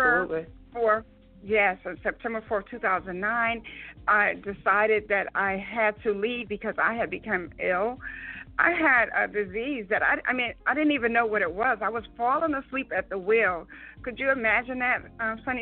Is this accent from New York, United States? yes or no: yes; New York, United States; I was raised in New York